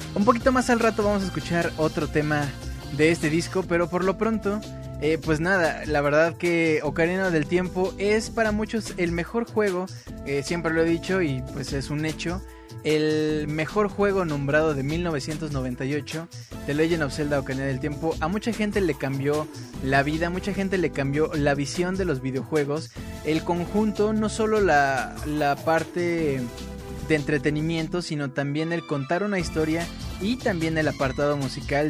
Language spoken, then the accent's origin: Spanish; Mexico; somos de México